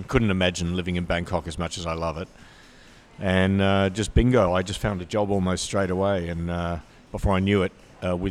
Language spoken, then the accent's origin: English; Adelaide, South Australia, Australia; born or raised there; also born or lived in Perth